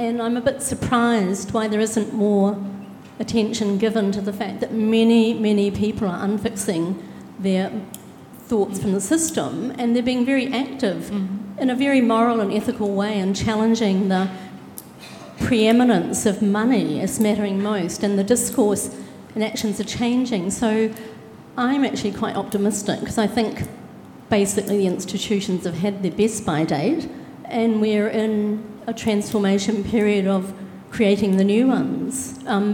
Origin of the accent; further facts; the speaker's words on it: New Zealand; now in Australia; I'm a New Zealander who's living here